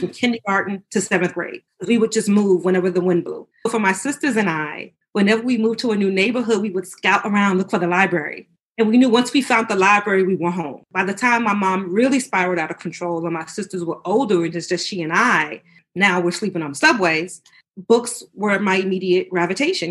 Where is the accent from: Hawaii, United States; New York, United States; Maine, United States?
New York, United States; New York City; moved away as an adult; now in Virginia, United States; I grew up in New York City. I now live in Virginia, but I grew up in New York